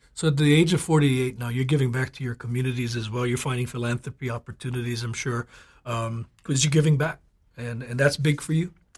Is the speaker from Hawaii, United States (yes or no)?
yes; Oahu, Hawaii, United States; I have roots in Kauai as well, but I grew up here in Oahu as well